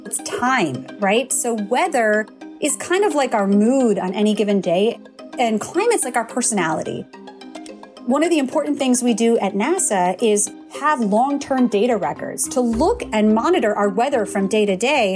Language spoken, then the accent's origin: English; Minnesota, United States; I grew up in Minnesota